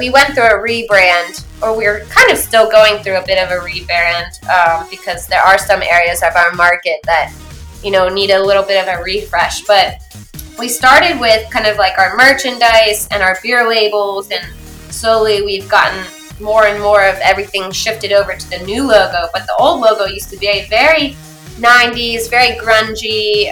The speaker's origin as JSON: {"language": "English", "region": "Maryland", "country": "United States", "tie": "born or raised there", "moved": "as an adult", "said": "I grew up in Maryland, and so getting to move back to Maryland eventually"}